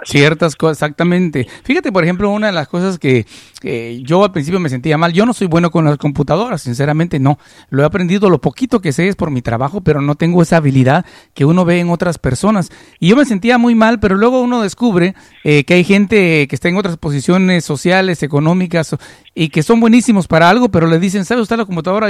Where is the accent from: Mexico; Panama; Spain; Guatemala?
Guatemala; now in United States; en Guatemala nosotros apreciamos mucho a la comunidad mexicana. Por ejemplo, yo crecí en un ambiente en la cual hablar de un mexicano, yo nunca conocía a ningún mexicano en mi país